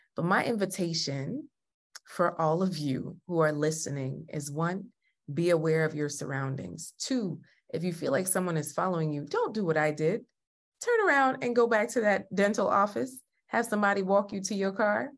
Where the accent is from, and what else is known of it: Jamaica